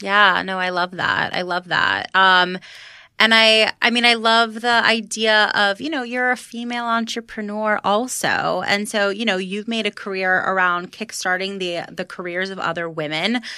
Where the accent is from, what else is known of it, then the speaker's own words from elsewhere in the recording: Florida, United States; now in New York, United States; I'm from Florida